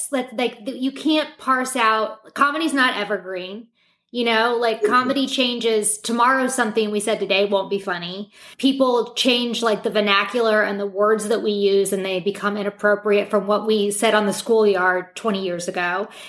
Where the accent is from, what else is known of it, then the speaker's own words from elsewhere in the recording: Midwest, United States; now in New York, United States; I had a big culture shock when I moved from the Midwest to New York.